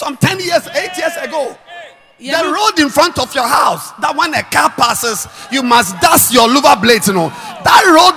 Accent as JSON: {"language": "English", "country": "Ghana", "said": "we are Ghanaians. I'm not Togolese"}